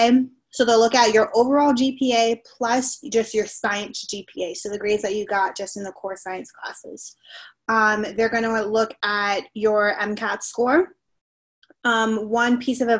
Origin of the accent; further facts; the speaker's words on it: Miami, Florida, United States; moved away as an adult; also born or lived in North Carolina; I'm from Miami